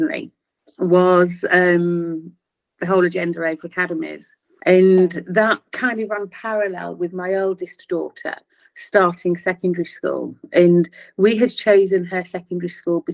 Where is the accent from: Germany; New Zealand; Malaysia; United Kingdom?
United Kingdom; Louth, East Midlands; a very wonderful head teacher in my hometown in Louth